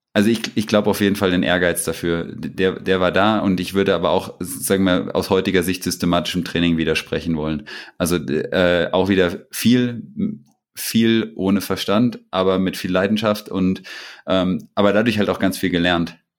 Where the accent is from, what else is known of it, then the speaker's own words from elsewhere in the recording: Butzbach, Hesse, Germany; hieß das in Butzbach, da wo ich herkomme